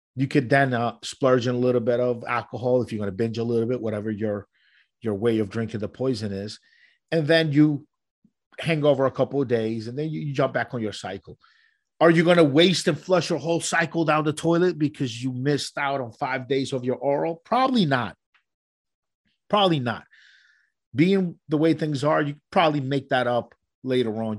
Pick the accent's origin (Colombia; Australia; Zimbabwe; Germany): Colombia; moved away; where I'm from and, and where I was born in Colombia